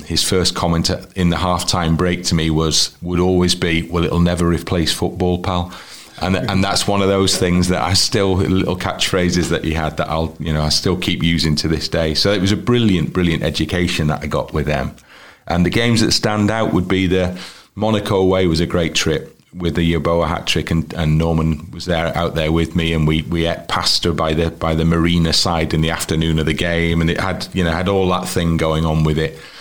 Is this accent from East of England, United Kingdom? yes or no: no; Wrexham, Wales, United Kingdom; also born or lived in Liverpool; I'm a Wrexham fan, and that's because I grew up in Wrexham